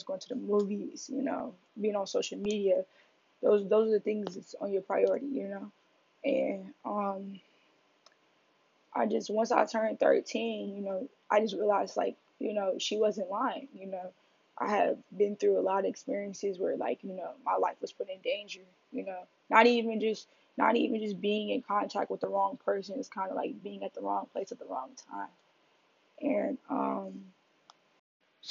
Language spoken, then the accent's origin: English; Detroit, Michigan, United States; born or raised there; now in New York City, United States